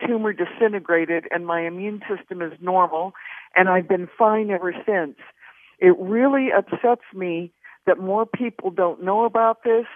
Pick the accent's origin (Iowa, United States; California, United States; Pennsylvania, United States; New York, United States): Iowa, United States; now in Tennessee, United States; I'm from Iowa originally.